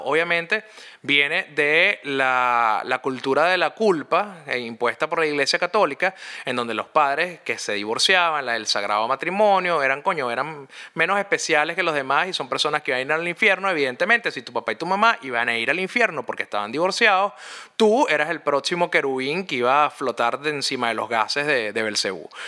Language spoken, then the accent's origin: Spanish; Caracas, Capital District, Venezuela; cuando yo crecí, yo soy de Montalbán. Para los que no saben, Montalbán es una urbanización clase media alta que queda al oeste de la ciudad de Caracas, en Venezuela